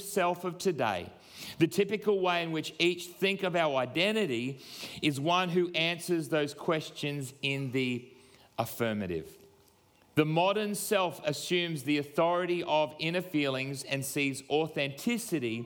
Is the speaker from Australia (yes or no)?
yes; Queensland, Australia; I am a proud Queenslander